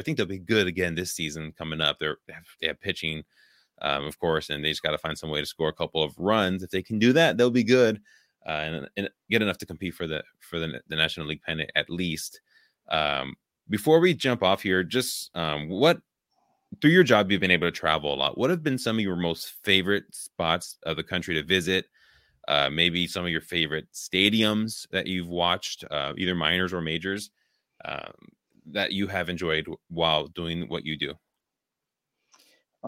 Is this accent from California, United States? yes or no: yes; Richmond, California, United States; moved away as an adult; now in Wisconsin, United States; I grew up there in the Bay Area, like, now I live in Wisconsin